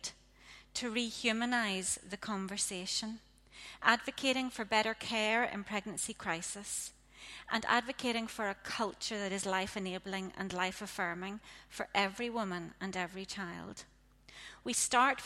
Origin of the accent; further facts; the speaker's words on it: Ards Peninsula, Northern Ireland, United Kingdom; I grew up in the Ards Peninsula